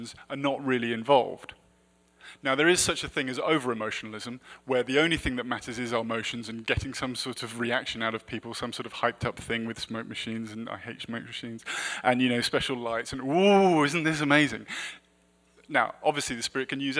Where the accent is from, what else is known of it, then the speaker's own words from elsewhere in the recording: United Kingdom; I'm also British